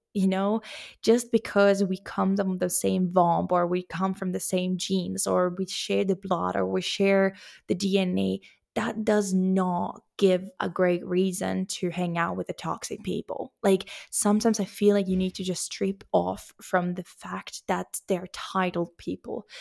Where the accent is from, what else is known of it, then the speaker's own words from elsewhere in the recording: Finland; moved away as an adult; also born or lived in Sweden; now in Spain; even though I have a Finnish passport, even though that's my home country